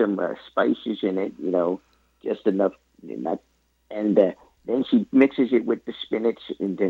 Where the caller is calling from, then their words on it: Pee-wee, West Virginia, United States; We're calling from Pee-wee, West Virginia.